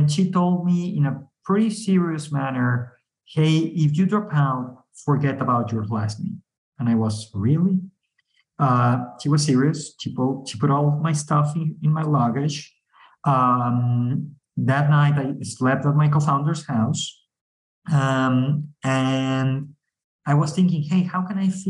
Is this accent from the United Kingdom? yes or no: no; Mexico; We are from Mexico